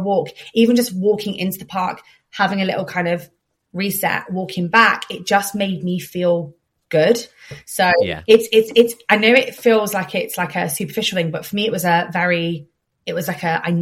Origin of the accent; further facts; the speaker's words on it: Plymouth, South West England, United Kingdom; also born or lived in Cornwall; now in London, United Kingdom; Plymouth is where I was born and raised, but then we all moved down to Cornwall